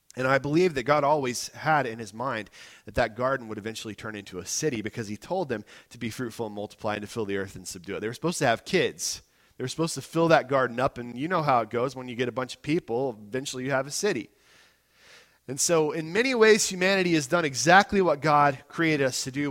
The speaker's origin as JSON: {"language": "English", "country": "United States", "said": "I'm an American too"}